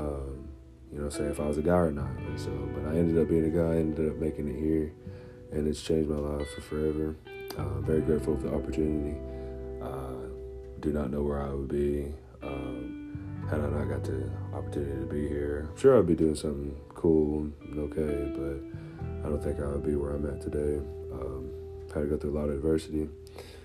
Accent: McMinnville, Tennessee, United States; moved away as an adult; now in Knoxville, United States; I'm from McMinnville, Tennessee.

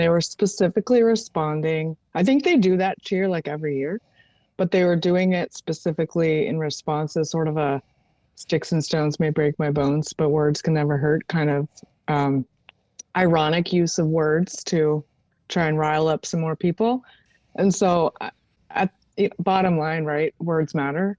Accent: Maryland, United States; moved away; I was raised in Maryland

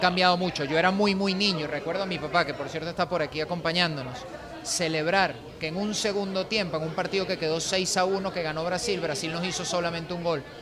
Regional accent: Venezuela; como sociedad venezolana

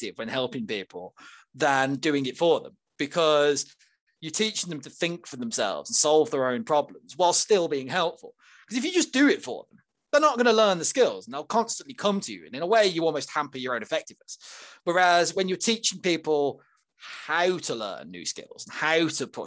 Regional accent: Birmingham, West Midlands, United Kingdom; I come from Northfield, Rubery, in Birmingham, around there, and we used to have the Rover factory

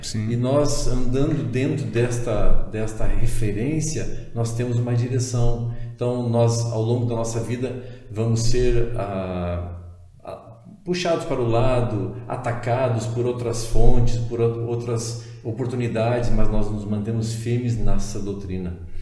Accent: Porto Alegre, Rio Grande do Sul, Brazil; eu moro em Porto Alegre, no Rio Grande do Sul, nasci em Porto Alegre

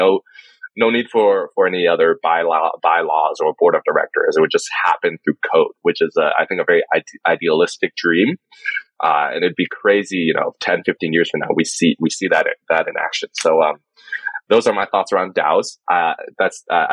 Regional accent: Taiwan; I'm from Taiwan

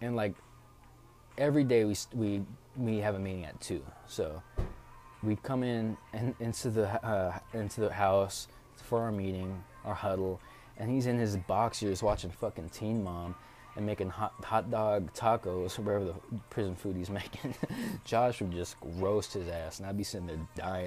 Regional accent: Tacoma, Washington, United States; also born or lived in Chicago, Illinois; now in Tucson, United States; I am from Tacoma, Washington

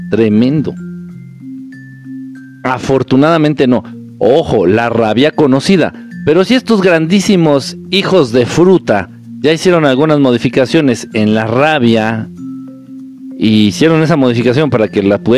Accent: Peru; En fin, soy de Perú y mi familia vacunada está que les da gripa fuerte si no me vacuné y estoy sano.

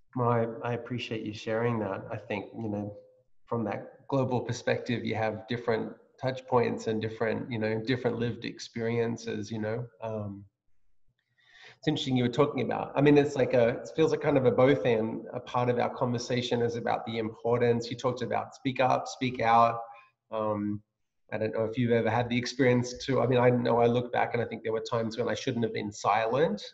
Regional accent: Australia; moved away as an adult; now in United States; I grew up in Australia, as you know, so and then this is my this is my home now, and I'm a, I'm I've been adopted as a US citizen

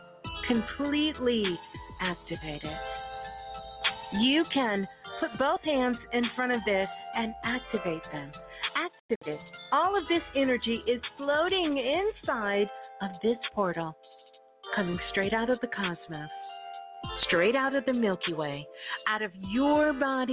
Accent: New York City, New York, United States; that's my birth town. Brooklyn. I'm a Brooklyn girl

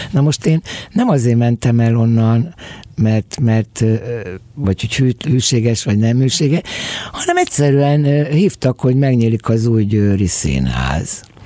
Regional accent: Budapest, Hungary; also born or lived in a Swabian village in Hungary (birthplace); amikor három évesen velem egy szál bőröndel meg egy, egy gyerekágyal elindult, mint a albéletről albélethez zugróba. Amúgy meg hálságyon születtem egy sváb faluba

